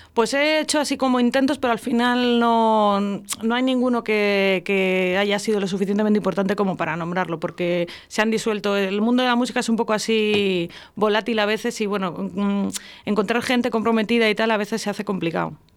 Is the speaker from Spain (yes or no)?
yes; Íscar, Castile and León, Spain; now in Valladolid, Spain; Yo soy de Iscar